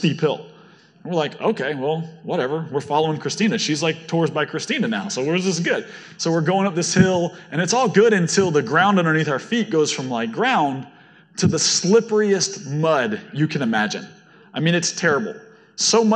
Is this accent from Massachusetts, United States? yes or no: no; Florida, United States; I'm from Florida.